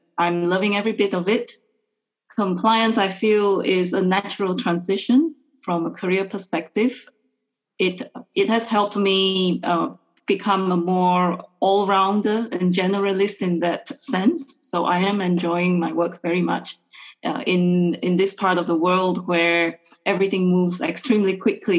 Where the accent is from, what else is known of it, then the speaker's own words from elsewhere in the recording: Malaysia; moved away as an adult; also born or lived in London / Beijing; now in China; I am actually Malaysian, but I've been living in and working in China for the past close to 10 years